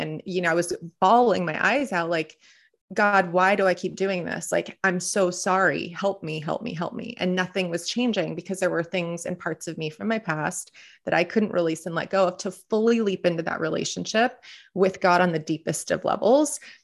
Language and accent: English; Southern California, United States; born and raised in Southern California